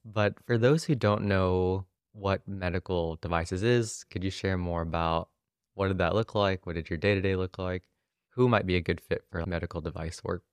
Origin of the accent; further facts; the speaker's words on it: Oklahoma City, Oklahoma, United States; my hometown, Oklahoma City